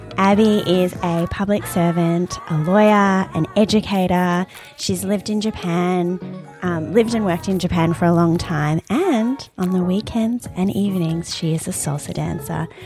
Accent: Australia; I'm Iranian Australian

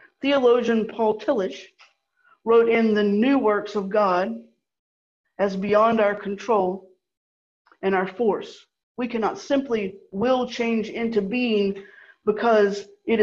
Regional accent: the American South, United States; I'm a Southerner. I was brought up a Southerner

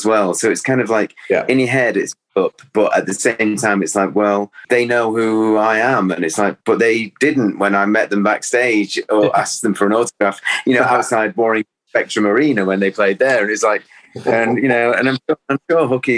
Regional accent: Cheshire, North West England, United Kingdom; also born or lived in Salford; I was born in Salford. You know, I always felt that you know, that's where my soul is, but I grew up in Cheshire, which is, it was like 21 miles away from the city centre of Manchester

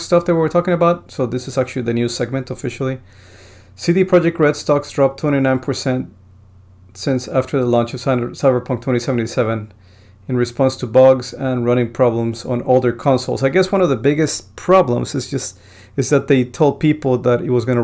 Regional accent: Bogotá, Colombia; moved away; I was born in Bogota

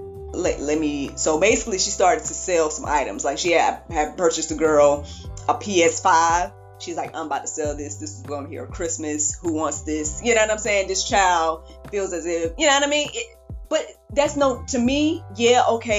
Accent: the South, United States; I'm from the South

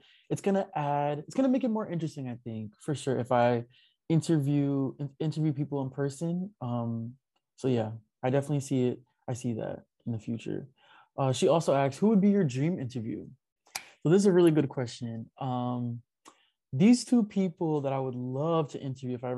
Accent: New York, United States; me being a New Yorker

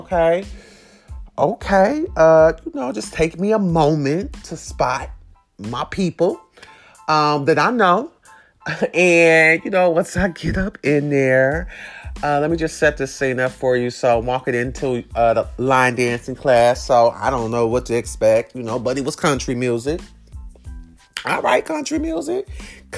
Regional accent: Detroit, Michigan, United States; I'm from Detroit, we hustle

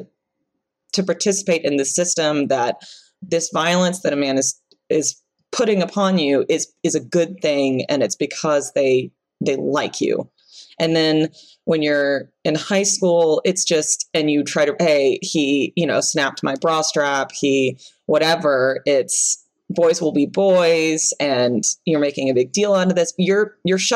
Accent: the Bible Belt, United States; I grew up in the Bible Belt

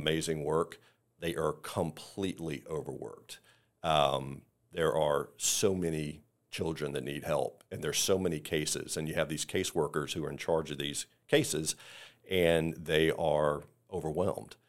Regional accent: the Carolinas, United States; now in Tampa, United States; we're originally from the Carolinas, but we lived in Tampa for twenty-eight years

